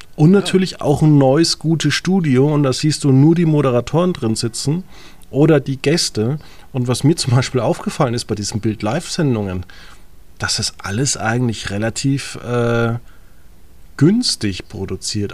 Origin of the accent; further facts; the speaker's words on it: home village where the CSU is active, Bavaria, Germany; in meinem Heimatdorf, wie viele Veranstaltungen die C S U einfach macht